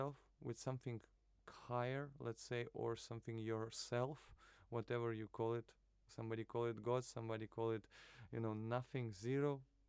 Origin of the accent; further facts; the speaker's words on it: Narva, Ida-Viru County, Estonia; moved away as an adult; also born or lived in Kaliningrad / Moscow / Tartu; now in Tallinn, Estonia; I'm from Narva originally, but I was born in Kaliningrad, and the first few years I was spending in Moscow also. That's what my memory is saying to me. But then most of my life I was living in Narva until 19 years old.